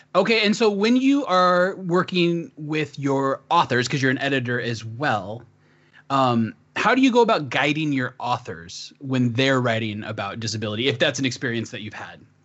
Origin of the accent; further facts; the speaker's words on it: the Northwest, Pacific Northwest, United States; I, I grew up in the sticks. I'm a farm boy, but I'm from the Northwest